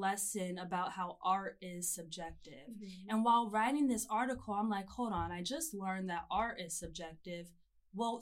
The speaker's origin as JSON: {"language": "English", "town": "Atlanta", "region": "Georgia", "country": "United States", "tie": "born or raised there", "also_born_or_lived": "Auburn, Alabama", "moved": "yes", "said": "I'm from Atlanta, Georgia, born and raised."}